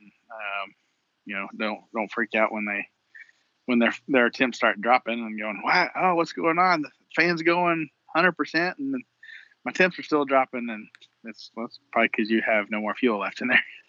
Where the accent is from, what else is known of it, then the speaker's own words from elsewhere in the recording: Texas, United States; we're from Texas